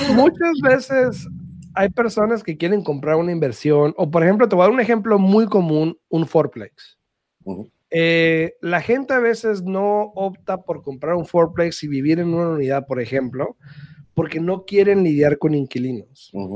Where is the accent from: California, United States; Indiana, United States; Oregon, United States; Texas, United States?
California, United States; Calexico; es de Caléxico, que es de donde soy yo